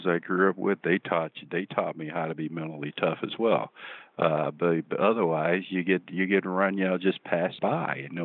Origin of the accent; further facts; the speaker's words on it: Shreveport, Louisiana, United States; growing up in Shreveport, Louisiana, as a kid